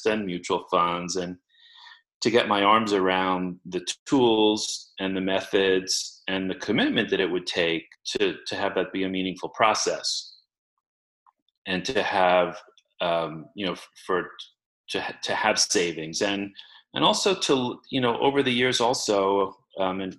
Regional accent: New York City, New York, United States; I grew up in Queens in New York City in a two-bedroom apartment with my parents and my brother

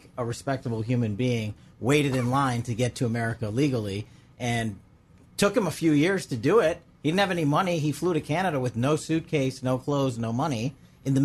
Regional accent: United States; son of immigrants, first-generation American

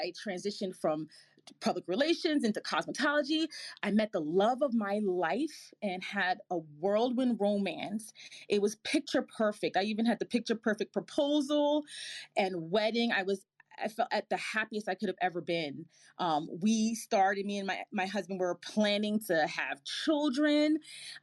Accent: New York City, New York, United States; also born or lived in Boston; We were lower middle class growing up in the Bronx, New York

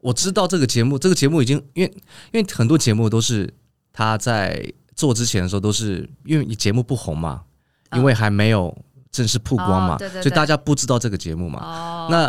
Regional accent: San Francisco, California, United States; Chinese is a second language; now in Taipei, Taiwan; 虽然我还是我的我的家乡可能还在美国旧金山，

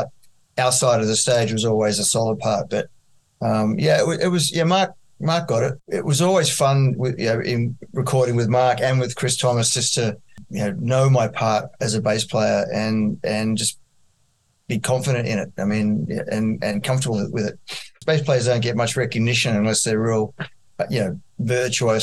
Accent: Australia; we're the Aussie guys that's sort of behind the eight ball being way out in Australia

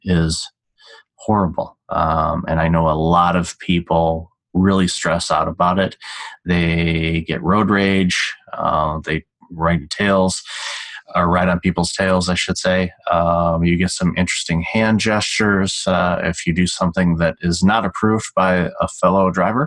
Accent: Detroit, Michigan, United States; moved away; also born or lived in Chicago; Growing up in Detroit, Motown runs through my veins

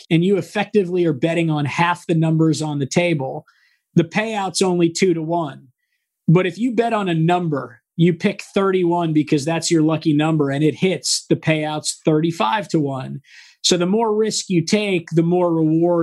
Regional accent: San Diego, California, United States; moved away as an adult; also born or lived in Washington, D.C.; born and raised in San Diego

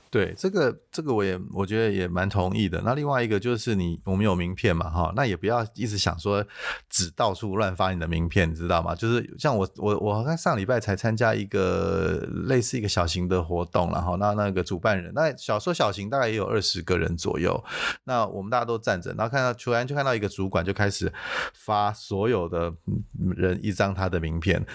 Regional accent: Taiwan; 我们台湾人

